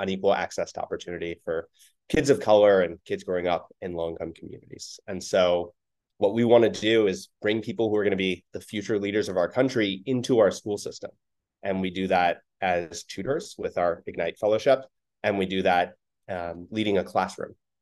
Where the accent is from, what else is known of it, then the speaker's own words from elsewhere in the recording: Oakland, California, United States; When I was in the fifth grade growing up in Oakland